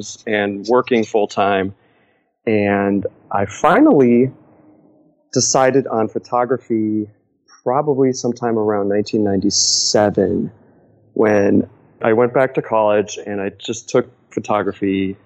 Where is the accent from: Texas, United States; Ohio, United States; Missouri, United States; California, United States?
Ohio, United States; Cleveland; moved away as an adult; also born or lived in Los Angeles; We were from Cleveland. I grew up in Cleveland